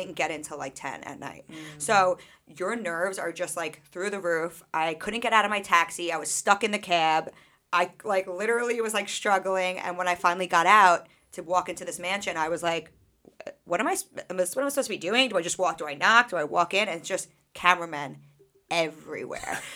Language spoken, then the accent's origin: English; Sachem, Long Island, New York, United States; growing up in Sachem, like, I was a peer mediator always